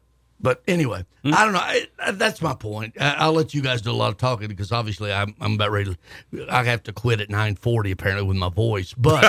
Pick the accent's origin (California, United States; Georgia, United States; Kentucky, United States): Kentucky, United States; I grew up in Kentucky